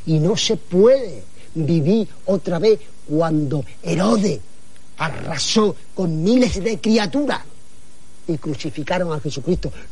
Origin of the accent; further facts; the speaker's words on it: Andalusia, Spain; Yo soy andaluz y ando a pila, las dos cosas.